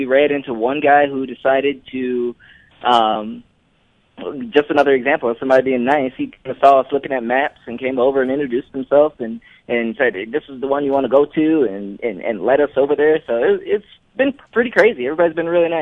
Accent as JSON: {"language": "English", "town": "Detroit", "region": "Michigan", "country": "United States", "also_born_or_lived": "Wisconsin / Mississippi / Florida / Indianapolis", "moved": "as an adult", "lives_now": "Utah, United States", "said": "I'm originally from Detroit, and I've had many stops across the way"}